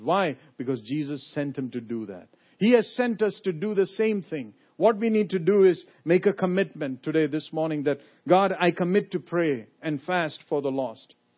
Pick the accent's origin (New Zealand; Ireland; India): India; moved away as an adult; also born or lived in Lynchburg, Virginia; now in United States; I come from India. I was born in India